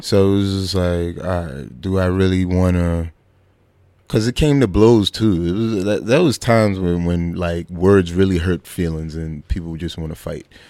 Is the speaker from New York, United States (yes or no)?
yes; New York City, New York, United States; also born or lived in Bushwick, Brooklyn; I grew up in uh, Flatbush, Brooklyn. Uh, born and raised there